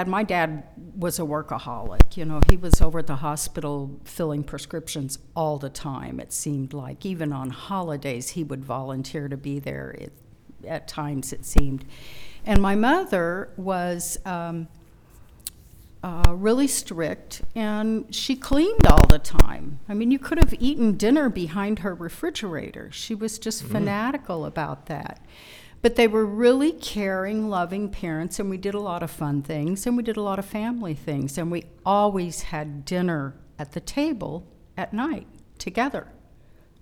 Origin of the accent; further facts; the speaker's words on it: Springfield, Missouri, United States; they moved to Springfield, which is the queen city of the Ozarks. Mm. And that's where I grew up